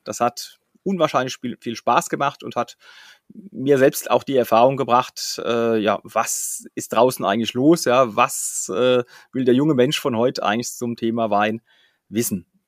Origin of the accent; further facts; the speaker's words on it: Flörsheim-Dalsheim, Rhineland-Palatinate, Germany; Flörsheim-Dalsheim, meinem Heimatort